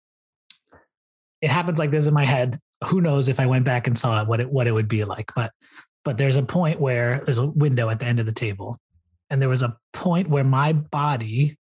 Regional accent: Louisville, Kentucky, United States; moved away; my hometown of Louisville, Kentucky

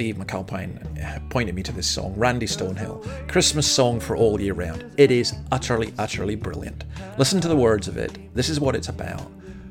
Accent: Moray Firth, Scotland, United Kingdom; I was brought up in the Murray Firth

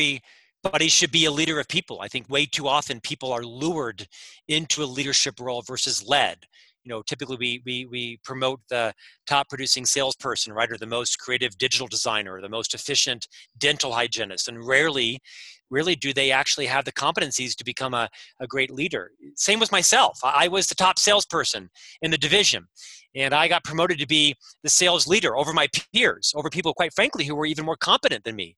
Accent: Florida, United States; also born or lived in London / Chicago; now in Salt Lake City, United States; I'm from Florida originally, but I've been all over the world with the company, lived in London for a while, Chicago for 6 years

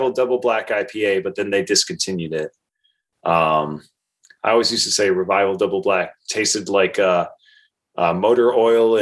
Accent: Portsmouth, Rhode Island, United States; also born or lived in Newport, Rhode Island; now in Warwick, United States; I grew up on Aquidneck Island, and Portsmouth is great

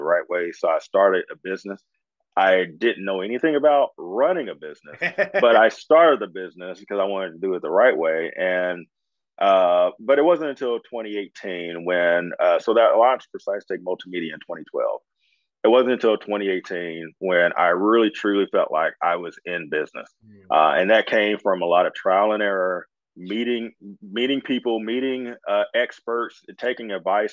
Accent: Indianapolis, Indiana, United States; I grew up in Indy, I spent my summers on the East Coast, in Washington, D.C. and Maryland

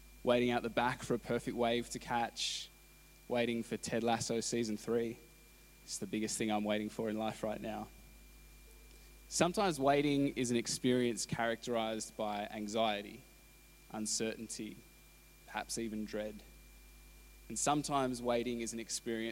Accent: Canberra, Australian Capital Territory, Australia; moved away; I grew up in Canberra

